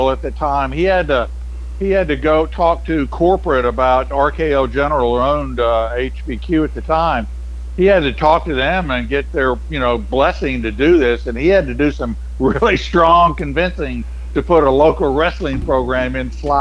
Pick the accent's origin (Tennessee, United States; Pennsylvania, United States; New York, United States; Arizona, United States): Tennessee, United States; Memphis; I grew up in Memphis.